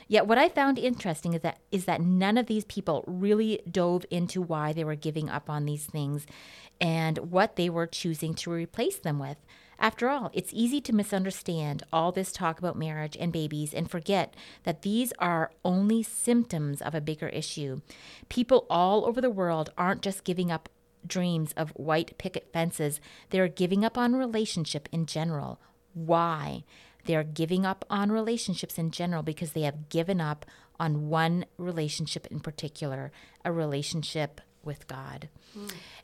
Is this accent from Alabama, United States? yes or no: no; Portland, Oregon, United States; When I was growing up in Portland, Oregon, we called that the American dream.